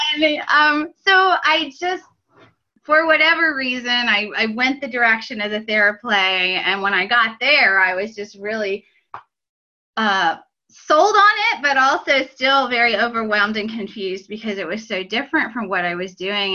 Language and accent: English; Pennsylvania, United States; moved away as an adult; also born or lived in Illinois; I was from Pennsylvania. I went to Penn State.